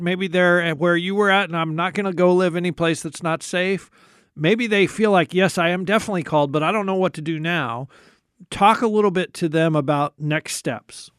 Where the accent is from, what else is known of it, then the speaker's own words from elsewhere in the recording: United States; For American Christians, and I include myself